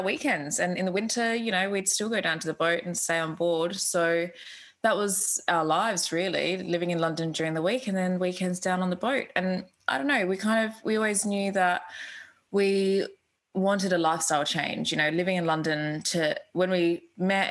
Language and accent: English; Australia; moved away as an adult; also born or lived in United Kingdom; I'm an Australian. I grew up on the beach